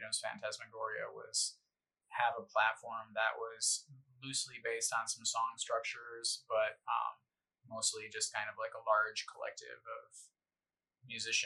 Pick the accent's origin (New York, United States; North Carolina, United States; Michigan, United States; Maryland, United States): Michigan, United States; Grand Rapids; now in Phoenix, United States; Born August 1st, 1979, Grand Rapids, Michigan. Suburban upbringing